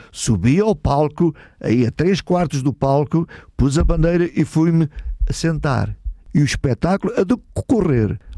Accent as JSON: {"language": "Portuguese", "region": "Beira", "country": "Portugal", "said": "sou, sou beirão."}